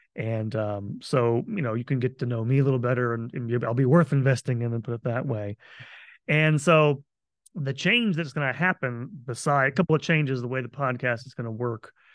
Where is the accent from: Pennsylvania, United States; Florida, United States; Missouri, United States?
Florida, United States; moved away; I am moving back home to my home state of Florida